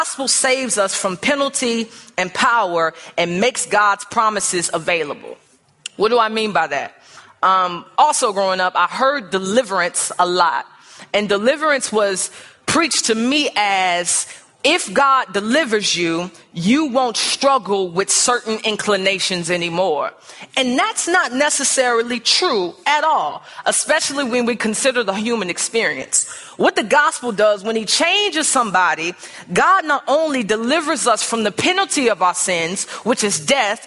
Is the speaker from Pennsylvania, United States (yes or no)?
no; St. Louis, Missouri, United States; now in Chicago, United States; I grew up in St. Louis